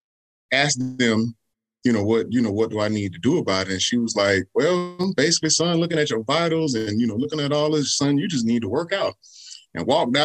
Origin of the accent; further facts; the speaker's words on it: Columbia, South Carolina, United States; I'm born and raised in Columbia, South Carolina, still living here.